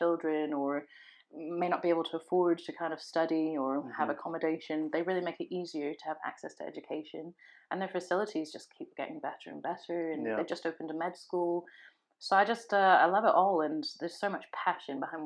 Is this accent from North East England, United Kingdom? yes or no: yes; Sunderland, North East England, United Kingdom; I was born in Sunderland